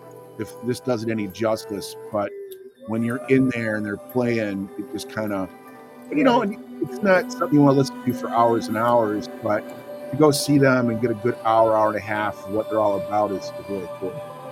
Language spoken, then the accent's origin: English; Texas, United States; I'm from Texas.